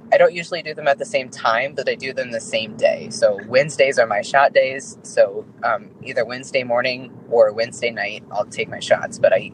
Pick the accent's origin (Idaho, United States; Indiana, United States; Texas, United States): Indiana, United States; moved away; I'm from Indiana